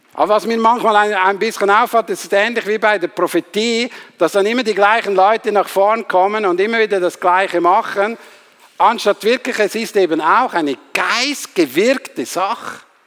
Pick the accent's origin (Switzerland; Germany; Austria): Switzerland; Ich bin halt Schweizer